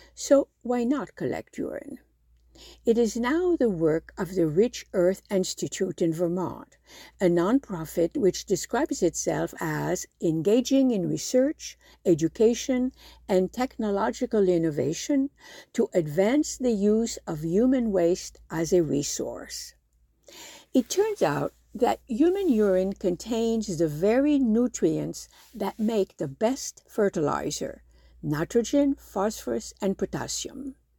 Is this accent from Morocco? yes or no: yes; Morocco; moved away; growing up in Morocco, a while back